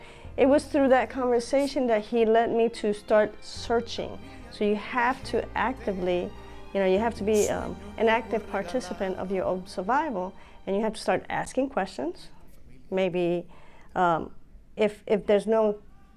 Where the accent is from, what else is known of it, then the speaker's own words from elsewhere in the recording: Puerto Rico; also born or lived in Bronx, New York City, United States; now in Pennsylvania, United States; My parents got divorced and we moved to Puerto Rico, and I spent many years growing up in Puerto Rico.